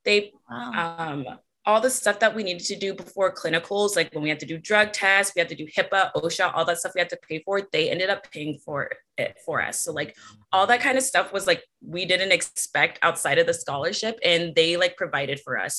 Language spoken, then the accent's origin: English; Orange County, California, United States; also born or lived in San Diego; I'm from Orange County